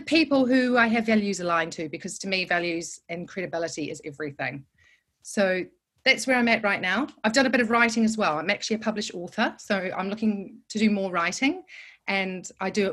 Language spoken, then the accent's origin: English; New Zealand; moved away as an adult; now in London, United Kingdom; I'm from New Zealand